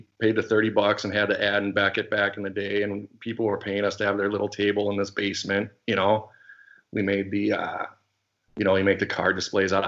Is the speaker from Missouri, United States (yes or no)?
no; St. Paul, Minnesota, United States; also born or lived in Southern California; Grew up, born in St. Paul, Minnesota, it's the capital here. And then in fourth grade, I moved to Southern